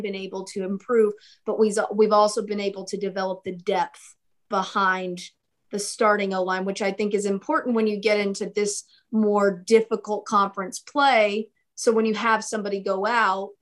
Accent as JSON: {"language": "English", "town": "Fort Worth", "region": "Texas", "country": "United States", "said": "I am from Fort Worth."}